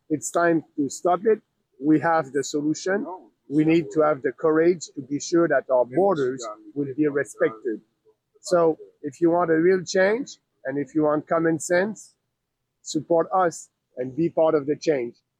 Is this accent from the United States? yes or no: no; Canada; it's a privilege to be Canadian